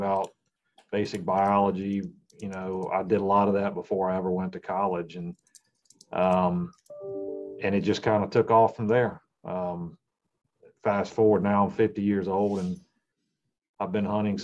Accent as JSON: {"language": "English", "region": "Virginia", "country": "United States", "tie": "born or raised there", "said": "I grew up in Virginia"}